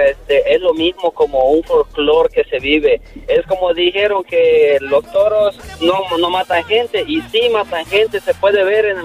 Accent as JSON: {"language": "Spanish", "country": "El Salvador", "said": "Soy de El Salvador."}